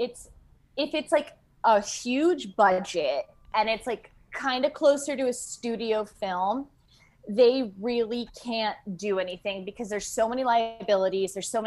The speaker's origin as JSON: {"language": "English", "town": "East Hampton", "region": "New York", "country": "United States", "tie": "born or raised there", "also_born_or_lived": "Los Angeles", "moved": "as an adult", "said": "I'm originally from East Hampton, New York"}